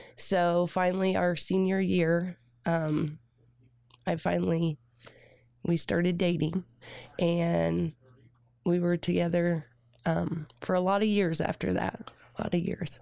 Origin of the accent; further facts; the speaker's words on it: Redkey, Indiana, United States; I grew up in Red Key, Indiana